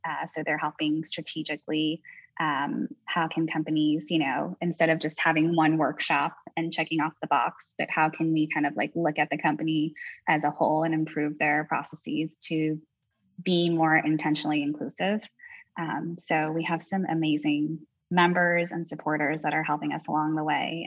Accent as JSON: {"language": "English", "region": "New York", "country": "United States", "said": "I'm from New York"}